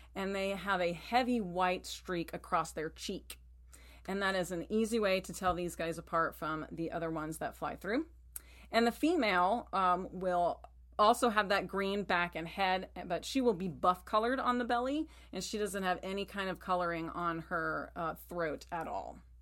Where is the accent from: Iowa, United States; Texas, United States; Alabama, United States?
Texas, United States; moved away; I grew up in Texas